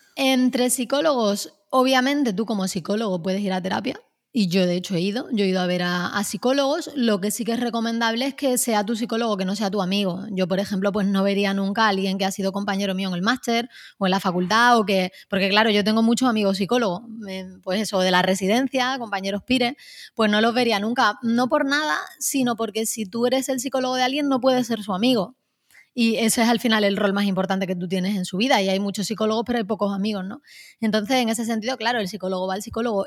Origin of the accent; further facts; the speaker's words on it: Málaga, Andalusia, Spain; me uní a un taller de escritura creativa en Málaga, de donde yo soy